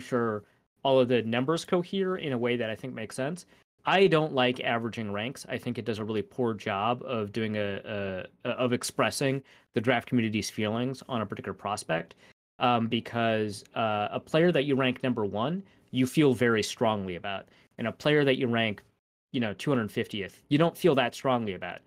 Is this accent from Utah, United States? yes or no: no; Minnesota, United States; I'm Minnesotan